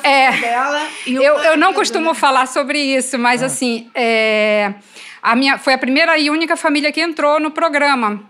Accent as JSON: {"language": "Portuguese", "region": "Pará", "country": "Brazil", "tie": "born or raised there", "said": "eu sou paraense"}